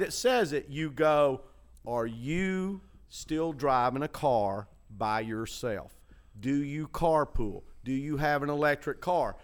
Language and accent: English; Chattanooga, Tennessee, United States; moved away; When I was growing up in Chattanooga